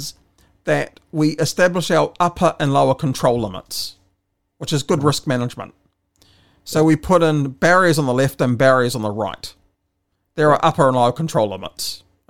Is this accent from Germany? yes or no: no; New Zealand; I'm a New Zealander